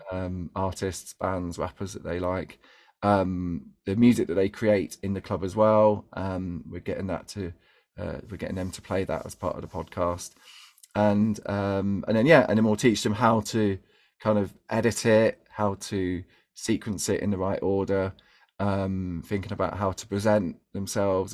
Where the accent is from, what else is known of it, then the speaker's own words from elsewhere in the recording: London, United Kingdom; I grew up in East London